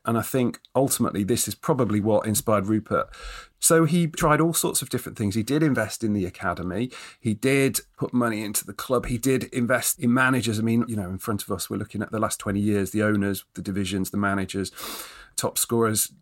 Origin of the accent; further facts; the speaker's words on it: Nottingham, East Midlands, United Kingdom; also born or lived in Derby; now in Scotland, United Kingdom; I was born in Derby, brought up in Nottingham